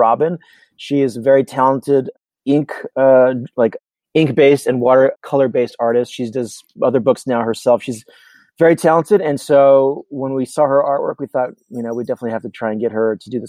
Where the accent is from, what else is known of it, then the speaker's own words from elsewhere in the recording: Riverside, California, United States; I grew up on 2nd Street in downtown Riverside